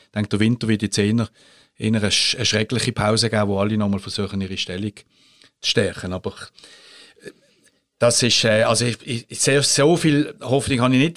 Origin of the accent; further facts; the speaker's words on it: Switzerland; als Schweizer